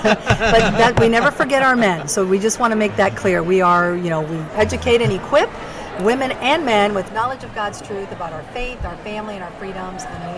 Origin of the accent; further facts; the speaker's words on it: Caracas, Capital District, Venezuela; born there; Well, I was born in Caracas, Venezuela, and I've had the privilege of living all over the world.